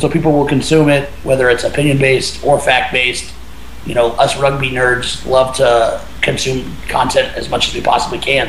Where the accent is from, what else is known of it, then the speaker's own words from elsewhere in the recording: Kansas City, Missouri, United States; growing up in Kansas City